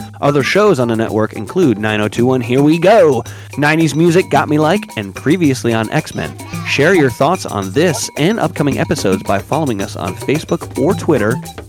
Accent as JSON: {"language": "English", "town": "Paterson", "country": "United States", "tie": "born or raised there", "said": "we grew up in Patterson"}